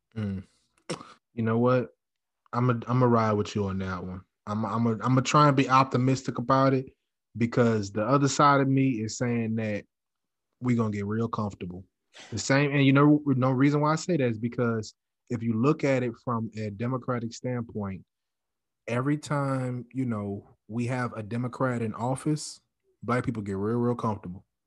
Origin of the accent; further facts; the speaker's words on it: Louisiana, United States; moved away; also born or lived in Texas; I'm from Louisiana